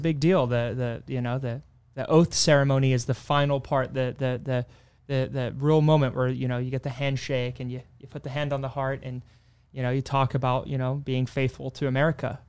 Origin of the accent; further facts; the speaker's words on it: Kilmarnock, Scotland, United Kingdom; also born or lived in Texas; now in United States; growing up in Scotland, we had, you know, the school system as is